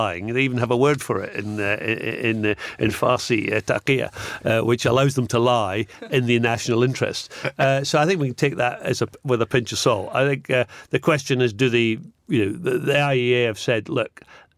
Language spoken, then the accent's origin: English; Scotland, United Kingdom; I'm Scottish